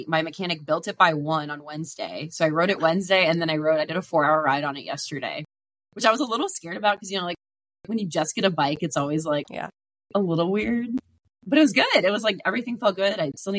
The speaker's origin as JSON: {"language": "English", "town": "Cincinnati", "region": "Ohio", "country": "United States", "moved": "as an adult", "lives_now": "Los Angeles, United States", "said": "I'm from Cincinnati also originally and then moved to LA about almost five years ago."}